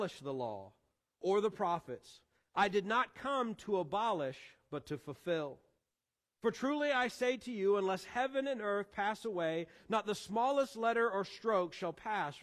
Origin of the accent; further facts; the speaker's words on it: Columbia, Missouri, United States; moved away; I was a freshman in high school back in my hometown of Columbia, Missouri